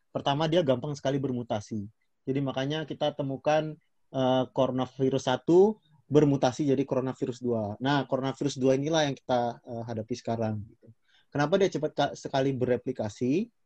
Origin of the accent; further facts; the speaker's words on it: West Sumatra, Indonesia; aku dari Sumatera Barat.